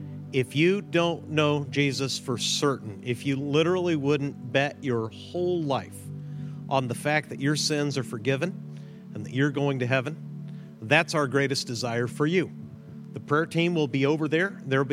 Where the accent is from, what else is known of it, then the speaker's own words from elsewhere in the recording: Mexico; My parents are missionaries. I grew up in Mexico, as you know.